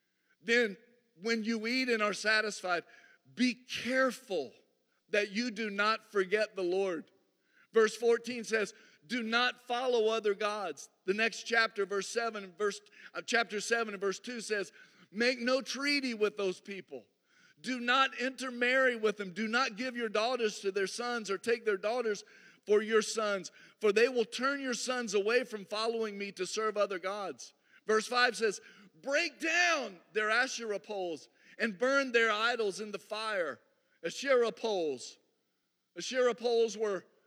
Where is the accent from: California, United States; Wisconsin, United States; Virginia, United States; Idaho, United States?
Virginia, United States; Harrisonburg; also born or lived in North Atlanta, Georgia; now in Atlanta, United States; I grew up in the mountains of Virginia, but I've been in North Atlanta since 1989